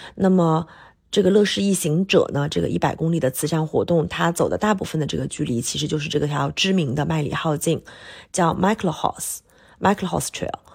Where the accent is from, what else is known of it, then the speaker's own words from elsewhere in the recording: Hunan, China; now in Shanghai, China; 常住上海的香妹子